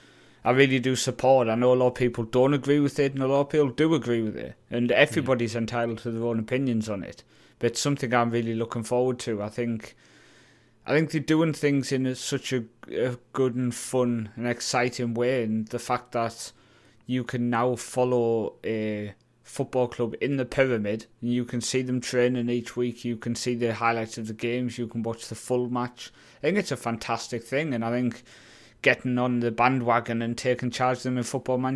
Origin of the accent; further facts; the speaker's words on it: Newcastle, North East England, United Kingdom; I mean, I was going to go with the club I grew up supporting in Newcastle, but every time I do, I get sacked.